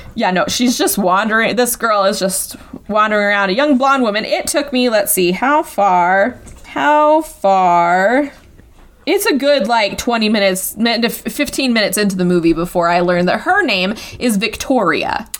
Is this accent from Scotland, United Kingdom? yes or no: yes; Scotland, United Kingdom; I'm Scottish